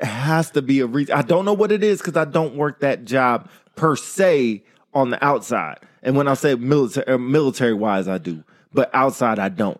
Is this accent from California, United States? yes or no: yes; Modesto, California, United States; born or raised there